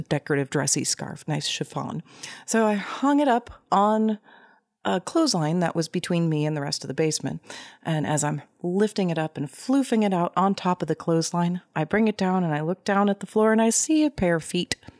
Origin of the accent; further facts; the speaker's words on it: Tulsa, Oklahoma, United States; I grew up in Tulsa, Oklahoma